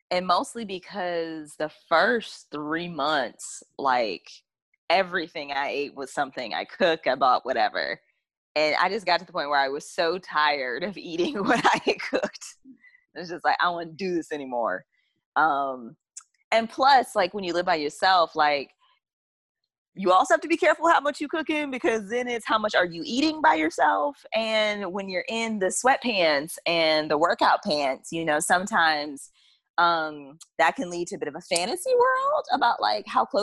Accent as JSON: {"language": "English", "region": "the South", "country": "United States", "said": "so you can tell I'm from the South"}